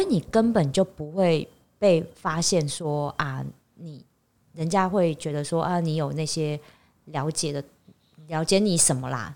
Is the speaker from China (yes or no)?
no; Taiwan; 我们台湾人